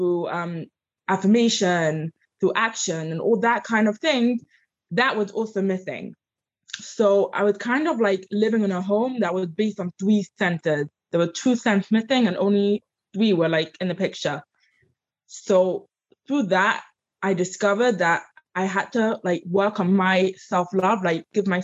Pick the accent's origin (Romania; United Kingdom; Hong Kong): United Kingdom; London; accent: English; moved away as an adult; now in United States; I grew up in London.